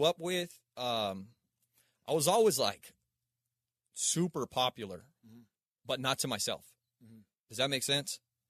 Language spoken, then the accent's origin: English; Palmdale, California, United States; also born or lived in Aurora, Colorado; So I started over in Palmdale, Lancaster. Mm-hmm. That's like, you know, while I was born in Aurora, Colorado, my dad was and this is part of my story, man.